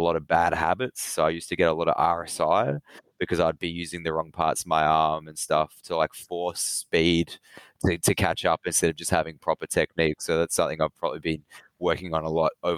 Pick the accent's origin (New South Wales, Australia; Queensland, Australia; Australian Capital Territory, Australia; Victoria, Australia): Victoria, Australia; Melbourne; I've always lived in Melbourne, Victoria